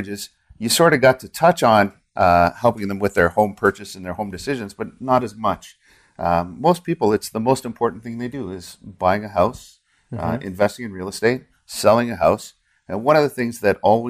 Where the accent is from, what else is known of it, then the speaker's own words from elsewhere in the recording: Ottawa, Ontario, Canada; I grew up here in Ottawa.